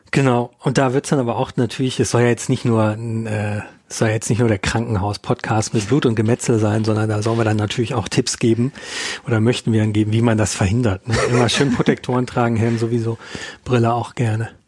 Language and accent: German; Ruhr area, North Rhine-Westphalia, Germany; now in Munich, Germany; ich komme aus dem Ruhrgebiet ursprünglich